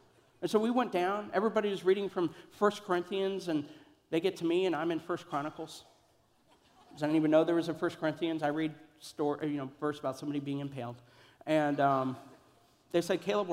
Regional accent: Kansas City, Missouri, United States; moved away; also born or lived in Columbia, Missouri; I grew up in Kansas City in Columbia

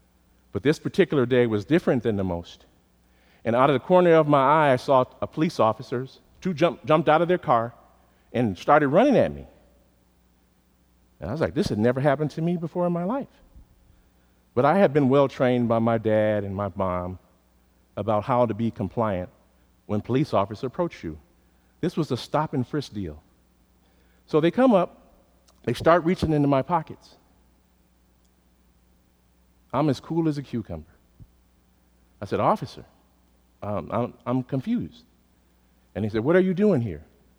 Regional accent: Chicago, Illinois, United States; growing up on the West Side of Chicago.

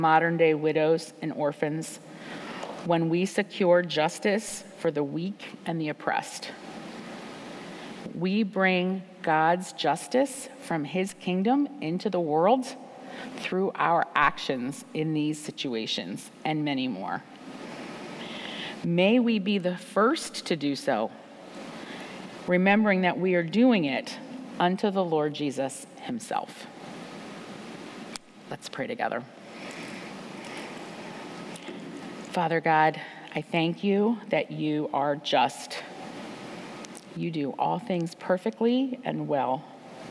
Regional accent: United States; As American women living at this time in history

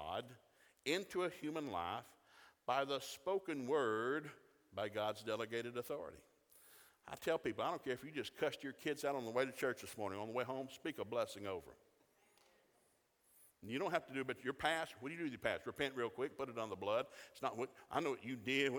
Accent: Chattanooga, Tennessee, United States; We didn't have a lot of Catholics when I grew up in Chattanooga.

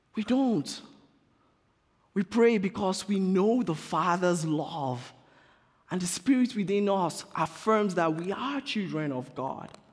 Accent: Nigeria; I'm being Nigerian right now.

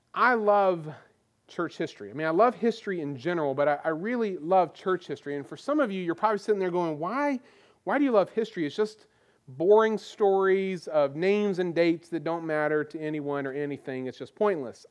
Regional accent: Goldsboro, North Carolina, United States; now in Virginia Beach, United States; I grew up in North Carolina. We lived, I lived in the town of Goldsboro

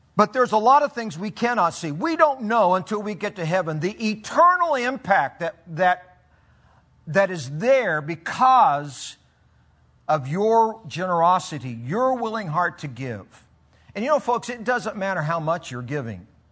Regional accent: Philippines; I grew up in the Philippines and then spent 28 years as a missionary

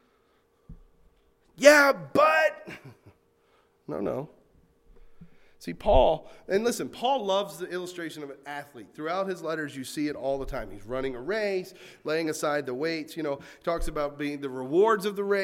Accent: North Carolina, United States; I grew up in North Carolina

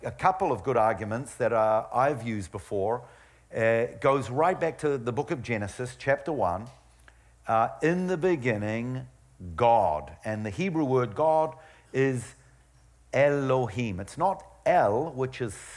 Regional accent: New Zealand; moved away; I was brought up in New Zealand

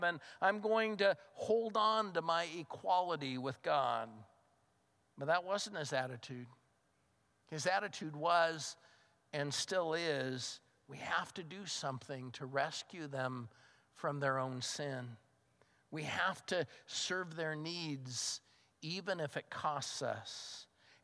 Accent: United States; I'm a Christian first and an American second.

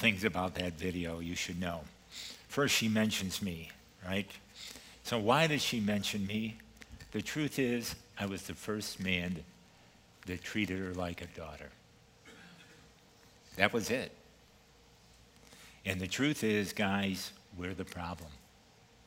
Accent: East Coast, United States; moved away; I'm originally from the East Coast, so I'm going to use a little East Coast phraseology here

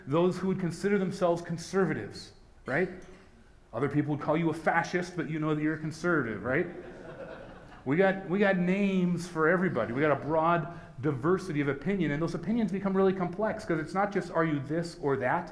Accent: United States; As Christians in America, as American Christians

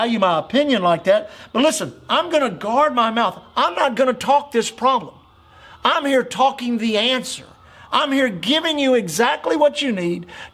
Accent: United States; as an American the last 60 years of my life, 64 years of my life.

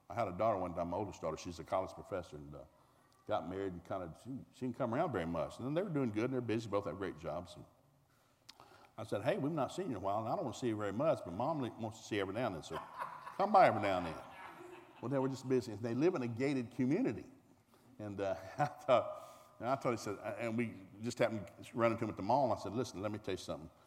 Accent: the South, United States; Now, I'm a man from the South.

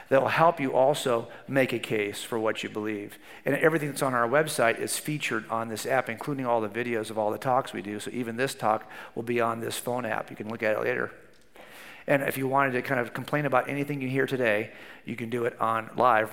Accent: Southern California, United States; I was raised in Southern California

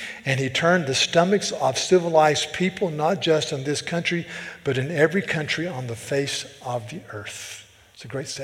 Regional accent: the South, United States; now in Charleston, United States; I'm from the South

